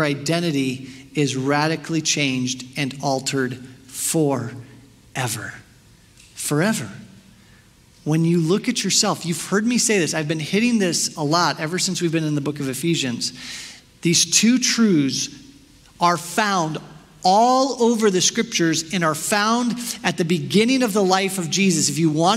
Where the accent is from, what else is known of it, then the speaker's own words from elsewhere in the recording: Chicago, Illinois, United States; I'm from Chicago